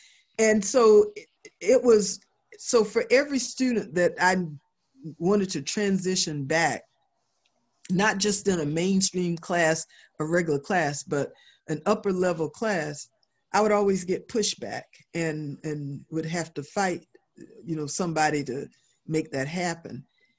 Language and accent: English; the South, United States; after growing up in the South, after going through integration, after really, you know, fighting a lot of prejudice and all that kind of stuff growing up in the South